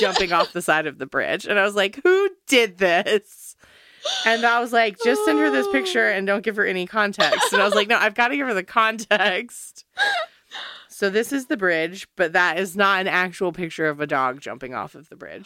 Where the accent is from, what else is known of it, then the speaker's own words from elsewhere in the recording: United States; I'm American